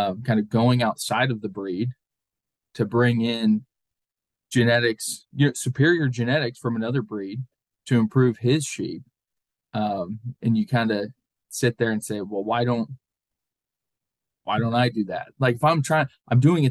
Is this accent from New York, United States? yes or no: no; Central Ohio, United States; moved away; also born or lived in Pennsylvania; growing up in Central Ohio